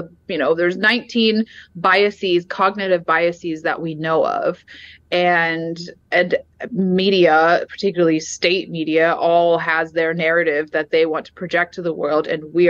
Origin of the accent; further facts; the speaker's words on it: Atlanta, Georgia, United States; moved away as an adult; also born or lived in Washington, D.C.; Georgia, which was my home, is my hometown, my home state. Atlanta is my hometown, my home county